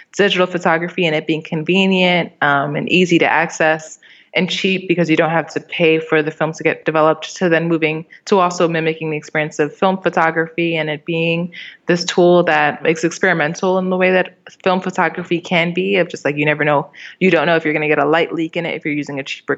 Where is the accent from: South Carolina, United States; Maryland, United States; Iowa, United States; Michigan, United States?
Maryland, United States; also born or lived in Miami / New York City / Albany; So I was born in Miami, and then we went to New York City, and then Albany, and then finally arrived. I grew up in Maryland, D.C. area, which is pretty suburban, but it's also pretty metropolitan.